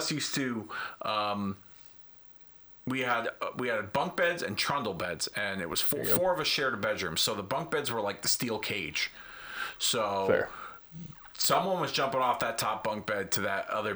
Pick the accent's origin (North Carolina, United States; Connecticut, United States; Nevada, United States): Connecticut, United States; Hartford; my hometown of Hartford, Connecticut